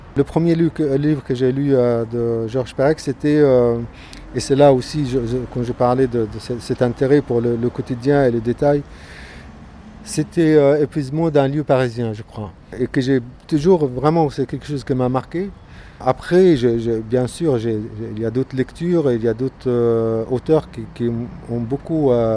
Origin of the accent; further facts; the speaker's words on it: Gaza, Gaza Strip, Palestine; now in France; Je suis né à Gaza, Palestine